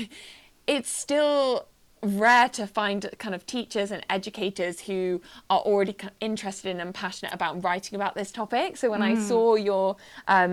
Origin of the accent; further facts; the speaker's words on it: Wiltshire, South West England, United Kingdom; I grew up in Wiltshire, in a small town. I was an army kid